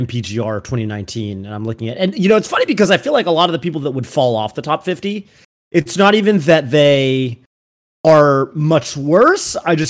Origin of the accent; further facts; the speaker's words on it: Northern California, United States; I'm from NorCal, right?